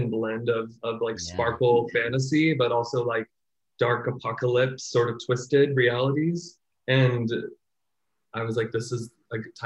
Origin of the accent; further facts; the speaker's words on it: Virginia Beach, Virginia, United States; moved away as an adult; also born or lived in New York / Brooklyn, New York; now in Seattle, United States; I'm from Virginia Beach, Virginia, so trained there